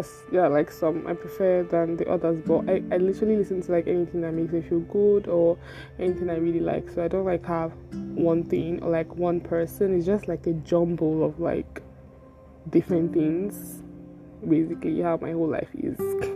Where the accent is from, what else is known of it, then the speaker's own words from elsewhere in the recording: Igbo, Igboland, Nigeria; now in Lagos, Nigeria; I'm from the Igbo tribe of Nigeria